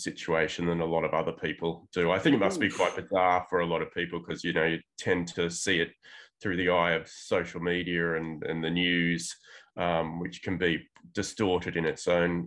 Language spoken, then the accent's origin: English; Tamworth, New South Wales, Australia; also born or lived in London / Bogota, Colombia; now in Sydney, Australia; I grew up in a small country town, actually, called Tamworth, which not many people would have heard of. It's sort of like 6 hours north of Sydney.